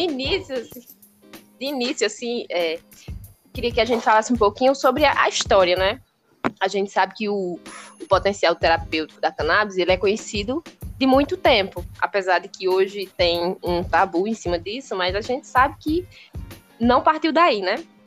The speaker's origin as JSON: {"language": "Portuguese", "region": "Ceará", "country": "Brazil", "said": "aqui no Ceará, sou do Ceará"}